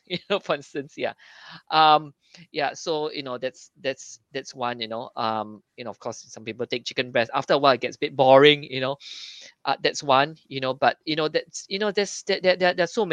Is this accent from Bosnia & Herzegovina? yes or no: no; Singapore; being Singaporean